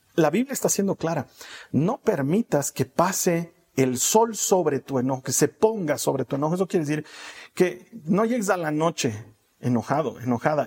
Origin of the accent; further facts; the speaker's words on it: Bolivia; aquí en mi país, no sé si en otros países se dice igual, aquí en Bolivia decimos